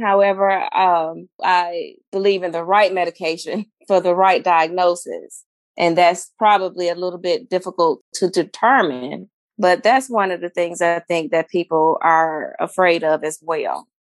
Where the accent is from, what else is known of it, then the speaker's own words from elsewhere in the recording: Flint, Michigan, United States; moved away; also born or lived in Alabama; I'm from Flint, Michigan, um, the transition from Flint to Alabama